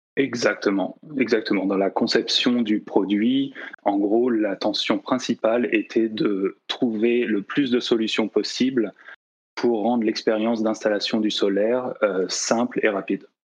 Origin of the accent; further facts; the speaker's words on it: La Rochelle, Nouvelle-Aquitaine, France; also born or lived in Nantes; je, suis français, hein, j'ai grandi euh, sur la côte ouest aussi, à La Rochelle